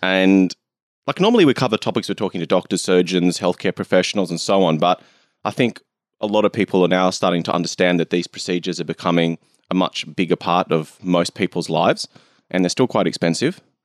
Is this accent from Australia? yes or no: yes; Australia; I'm from Australia